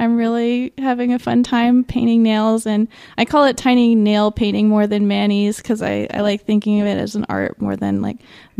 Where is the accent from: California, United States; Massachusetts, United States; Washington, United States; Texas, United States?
California, United States; Napa; also born or lived in Santa Cruz, California; I grew up in Napa, California